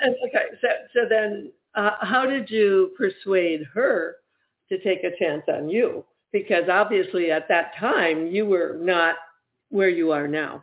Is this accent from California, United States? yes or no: no; Michigan, United States; now in Ohio, United States; I'm actually from Michigan